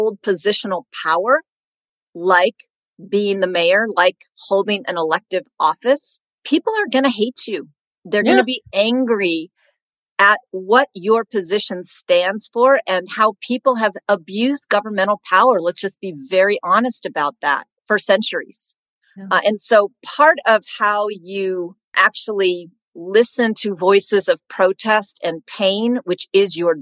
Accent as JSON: {"language": "English", "town": "Oakland", "region": "California", "country": "United States", "tie": "born or raised there", "said": "I am born and raised in Oakland"}